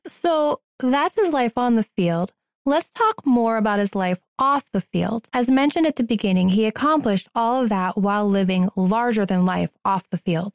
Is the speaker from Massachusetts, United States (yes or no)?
yes; Boston, Massachusetts, United States; I'm from Boston.